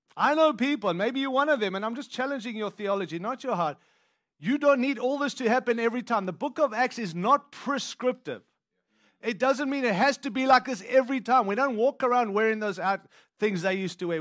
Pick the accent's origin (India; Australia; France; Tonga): Australia; now in United States; I don't live in South Africa, and I'm from Australia, which is another country